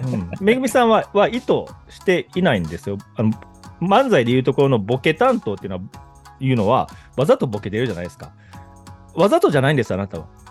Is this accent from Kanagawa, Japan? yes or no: no; Kobe, Hyogo, Japan; accent: Kansai; moved away as an adult; also born or lived in Tokyo; now in Saitama, Japan; 神戸出身、しかもっていうか神戸出身なんですよね。でも、あの辺にずっと住んでたから、子供の時から25ぐらいまで